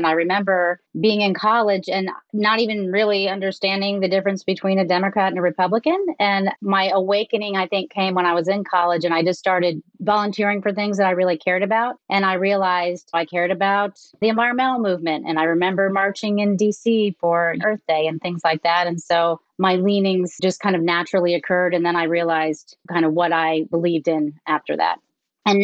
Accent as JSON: {"language": "English", "region": "small town in Pennsylvania", "country": "United States", "tie": "born or raised there", "also_born_or_lived": "Washington, D.C.", "moved": "as an adult", "lives_now": "Austin, United States", "said": "Well, I'm actually not from Texas. I'm from the Northeast, from a small town in Pennsylvania. I grew up in a town of about 3,000 folks, and I grew up on a farm."}